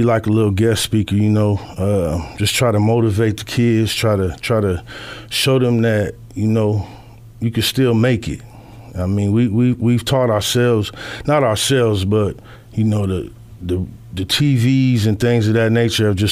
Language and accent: English; Des Moines, Iowa, United States; also born or lived in Minneapolis, Minnesota; I grew up here my whole life